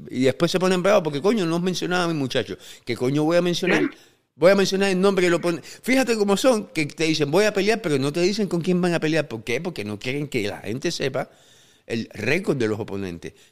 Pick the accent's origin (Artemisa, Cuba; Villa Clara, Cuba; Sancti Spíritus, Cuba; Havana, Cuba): Havana, Cuba; Regla; now in -; A mí me encantaba Alamar, yo soy de regla sí, pero en, la nada más que había gente fea